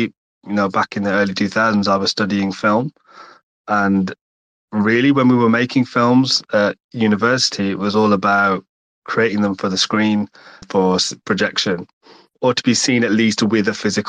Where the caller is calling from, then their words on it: England, United Kingdom; I'm calling from the UK, England.